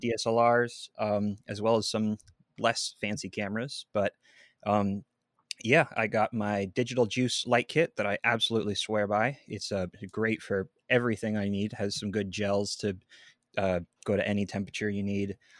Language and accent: English; Seattle, Washington, United States; also born or lived in Redmond, Washington; I'm from Seattle, Washington